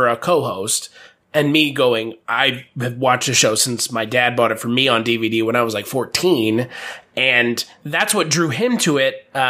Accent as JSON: {"language": "English", "town": "Dallas", "region": "Texas", "country": "United States", "tie": "born or raised there", "said": "I grew up in Dallas"}